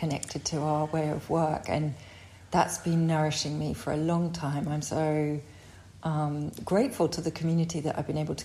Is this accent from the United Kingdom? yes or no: yes; United Kingdom; moved away as an adult; also born or lived in Brighton; now in France; I grew up as the butcher's daughter, you know, in a town outside of London